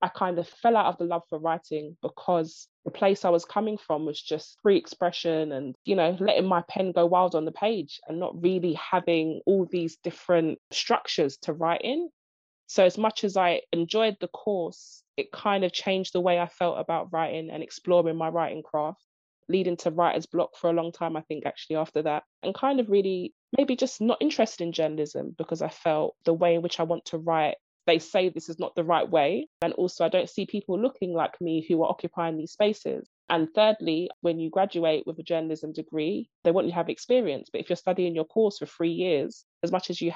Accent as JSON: {"language": "English", "region": "London", "country": "United Kingdom", "said": "I'm from East London, Stratford."}